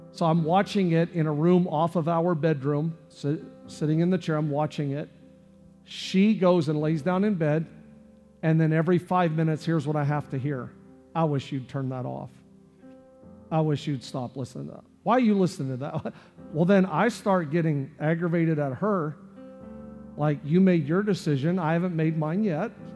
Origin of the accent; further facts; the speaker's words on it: Canada; now in United States; I'm from Canada